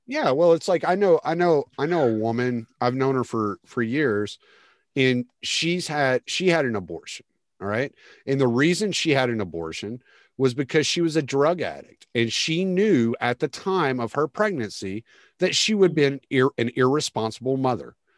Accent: Lake Charles, Louisiana, United States; also born or lived in Houston, Texas; now in Beaumont area, United States; I'm from Lake Charles okay. originally, so yeah, but I spent most of my time in Houston.

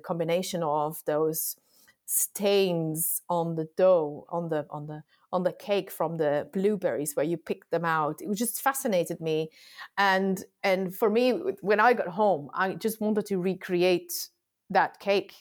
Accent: Antwerp, Flanders, Belgium; I am from Belgium, from Flanders, Antwerp

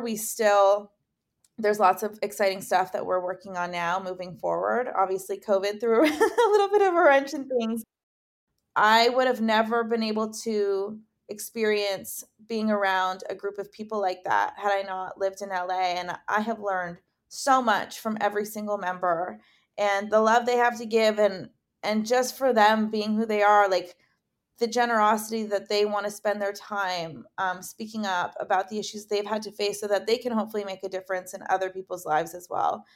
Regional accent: Dundas, Ontario, Canada; moved away as an adult; now in Los Angeles, United States; I'm from Dundas, which is a super small town

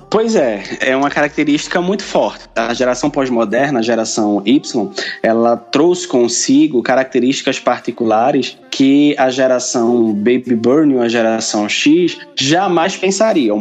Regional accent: Pernambuco, Brazil; sou pernambucano, nascido e criado, como costumamos dizer por aqui

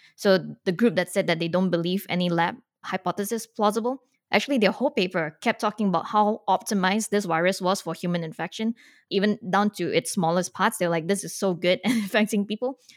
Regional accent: Singapore; moved away; I grew up outside of America, so I grew up in Singapore

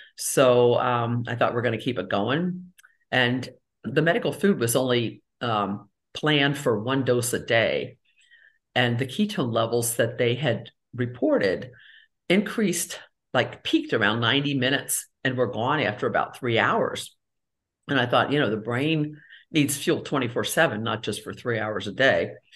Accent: Cincinnati, Ohio, United States; moved away as an adult; also born or lived in Tampa Bay area, Florida; I grew up in Cincinnati and did a lot of my training in Cincinnati, Ohio

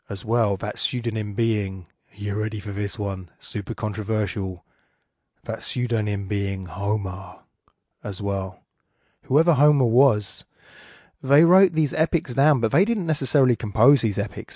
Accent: England, United Kingdom; accent: Estuary; my estuary accent

